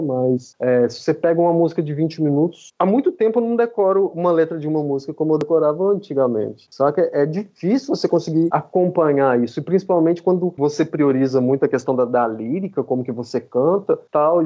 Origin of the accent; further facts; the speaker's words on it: Southeast Brazil, Brazil; moved away as an adult; eu sou do Sudeste e agora estou no Nordeste aqui há, há cinco anos